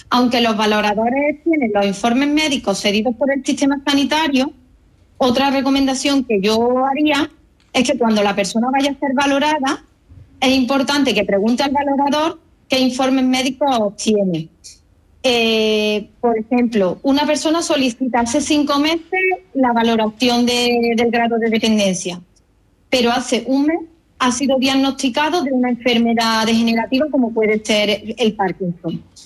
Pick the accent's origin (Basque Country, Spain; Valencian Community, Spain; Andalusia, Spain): Andalusia, Spain; Córdoba; now in Málaga, Spain; soy cordobesa, aunque resido en Málaga.